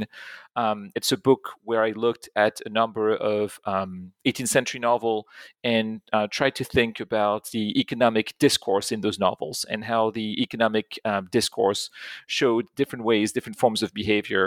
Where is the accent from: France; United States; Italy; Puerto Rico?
France; Pont-à-Mousson, Grand Est; I grew up in France. I grew up in a small town not too far from Germany. It's in Pont-à-Mousson in Lorraine.